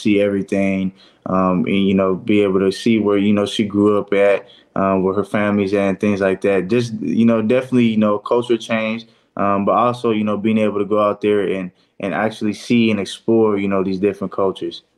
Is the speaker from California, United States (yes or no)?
yes; Fresno, California, United States; my hometown, the Fresno area